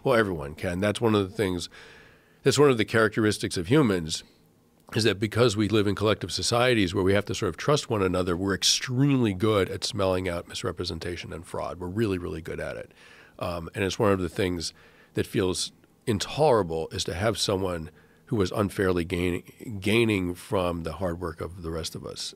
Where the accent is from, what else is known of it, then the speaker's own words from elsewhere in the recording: Massachusetts, United States; I grew up in Massachusetts